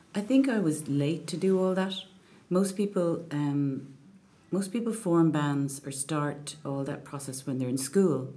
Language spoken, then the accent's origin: English; Enniscorthy, County Wexford, Ireland; moved away; also born or lived in Clontarf, Dublin / Bray; we moved to Enniscorthy when I was just before I was four, and um, that's where my dad is from